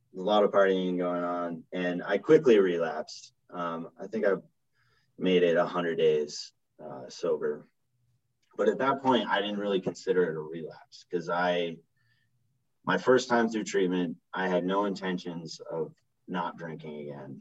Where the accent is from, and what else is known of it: Vermont, United States; born or raised there; moved away as an adult; also born or lived in Utah / Los Angeles